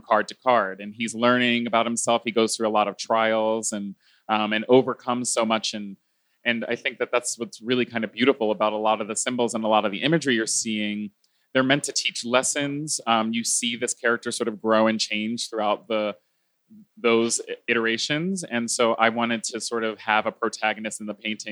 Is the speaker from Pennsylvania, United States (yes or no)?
yes; Philadelphia, Pennsylvania, United States; I was raised Baptist Christian in Philadelphia, Pennsylvania